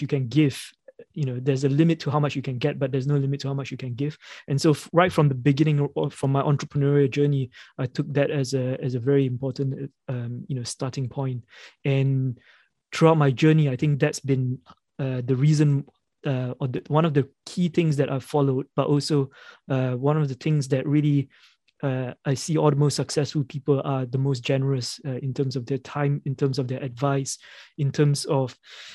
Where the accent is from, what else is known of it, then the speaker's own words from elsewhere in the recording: Malaysia; moved away as an adult; now in United Kingdom; I grew up in Malaysia and I came to the UK about 15, 16 years ago.